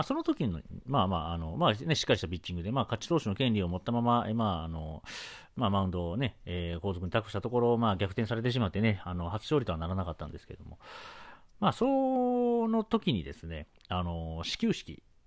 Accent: Sakai, Osaka, Japan; 僕、出身はその大阪の中でも堺

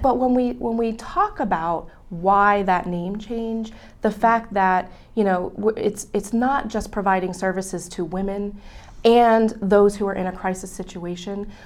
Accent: Berks County, Pennsylvania, United States; also born or lived in Harrisburg, Pennsylvania; I'm actually a Berks County native

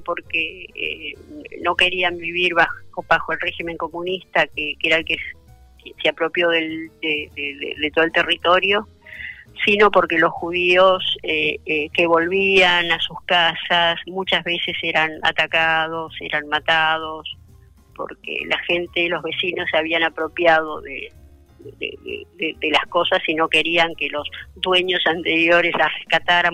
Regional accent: Argentina; also born or lived in Poland; yo nací en Polonia, yo nací después de esto y vinimos acá, yo cumplí dos años acá

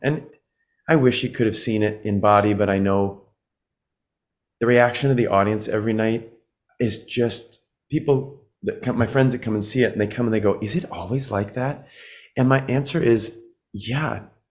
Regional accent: Midwest, United States; growing up in the Midwest

